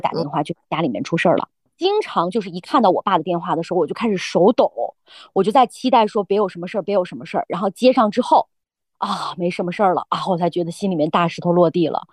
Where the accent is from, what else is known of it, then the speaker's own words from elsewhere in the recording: Lanzhou, Gansu, China; 我们兰州人呢就把这个叫知客